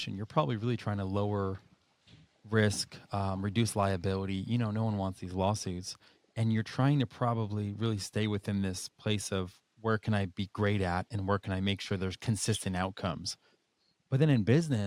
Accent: New Hampshire, United States; Growing up in New Hampshire, I started skiing when I was 4 years old

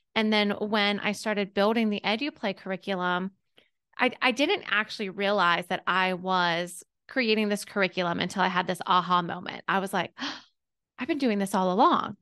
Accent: Pittsburgh, Pennsylvania, United States; moved away as an adult; now in Augusta, United States; I'm from Pittsburgh, P

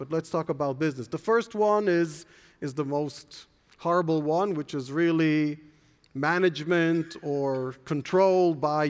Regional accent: Jerusalem, Jerusalem District, Israel; born there; I was born in Jerusalem. My parents were born in Berlin.

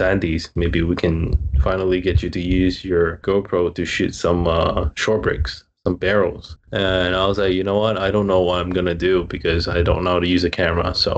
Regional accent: Hong Kong; moved away as an adult; now in Hawaii, United States; I'm from Hong Kong, born and raised there, and moved to Hawaii about 7.5 years ago

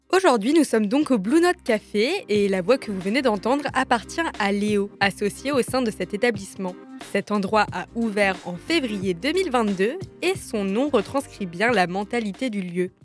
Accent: Strasbourg, Grand Est, France; moved away as an adult; also born or lived in Lyon; une petite Strasbourgeoise qui a passé deux ans à Lyon et qui avait bien besoin de retrouver ses racines. Cette petite Strasbourgeoise, c'est moi

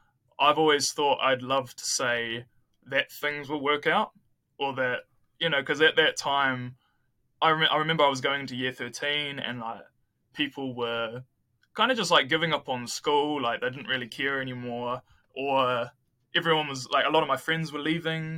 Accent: New Zealand; I come from New Zealand where it's like a developed country

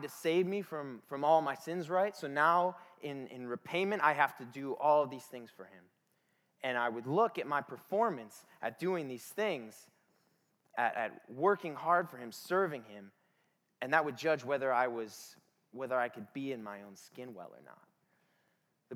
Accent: Detroit, Michigan, United States; I grew up in Detroit, which by association makes me the most dangerous person in the room.

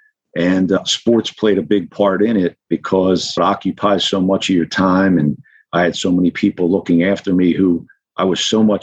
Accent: Norristown, Pennsylvania, United States; I grew up in Norristown, Pennsylvania

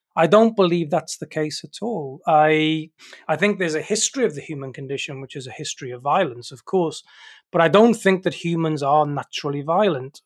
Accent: South Wales mining valleys, United Kingdom; I grew up in the South Wales mining valleys in the United Kingdom.

